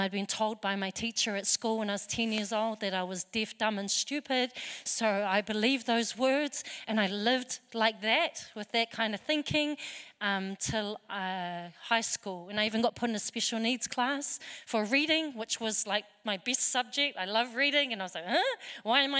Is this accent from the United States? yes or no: no; New Zealand; I'm born here in New Zealand